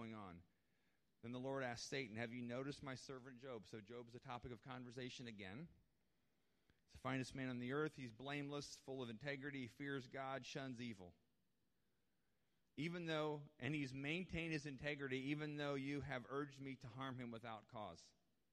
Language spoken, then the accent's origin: English; United States; we as Christians, and I would say especially as American Christians